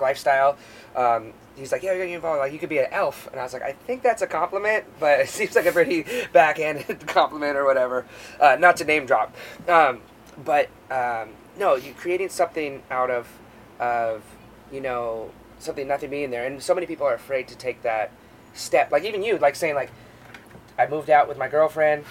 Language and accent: English; Alaska, United States; moved away; growing up in Alaska on this island